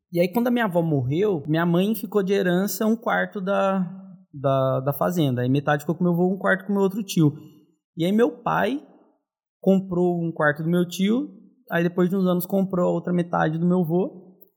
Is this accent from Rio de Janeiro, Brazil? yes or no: no; São Paulo, Brazil; also born or lived in Três Pontas; Então, eu sou de Três Pontas, mas eu moro em São Paulo desde os meus três anos. Tem 28 anos que eu estou aqui.